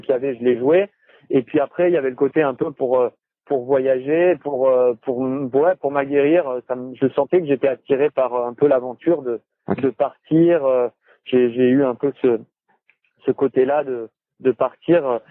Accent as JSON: {"language": "French", "town": "Cannes", "region": "Provence-Alpes-Côte d'Azur", "country": "France", "said": "De Cannes."}